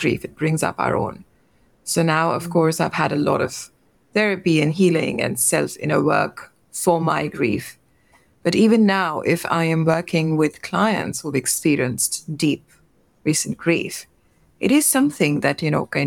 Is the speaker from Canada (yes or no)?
no; India; I'm from India and we have very close-knit extended family systems. So I grew up with my uncles and aunts.